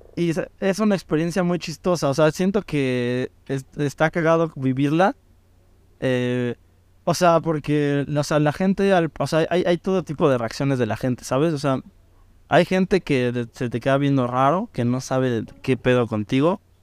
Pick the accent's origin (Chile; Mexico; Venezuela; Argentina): Mexico; todos somos de México